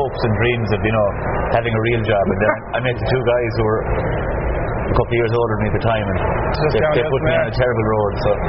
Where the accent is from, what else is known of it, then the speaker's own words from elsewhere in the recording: Ennis, County Clare, Ireland; I grew up in Ennis